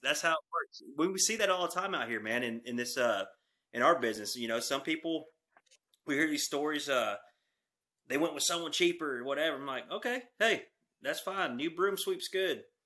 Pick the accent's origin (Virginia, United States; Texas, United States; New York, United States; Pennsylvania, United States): Texas, United States; Texoma region, North; I'm from North Texas, Texoma region.